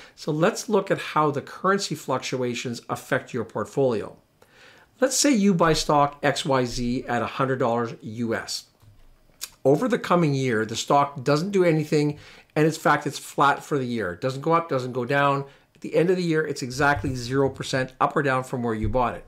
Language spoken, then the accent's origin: English; Canada; as a Canadian investor